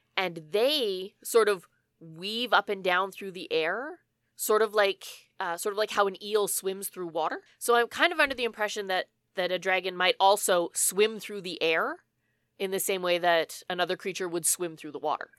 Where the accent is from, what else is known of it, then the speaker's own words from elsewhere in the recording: Canada; we're Canadian